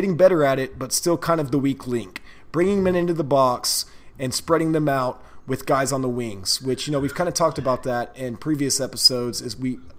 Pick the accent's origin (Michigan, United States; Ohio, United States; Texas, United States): Texas, United States; Like, that's a Northeastern thing, and I'm from Texas.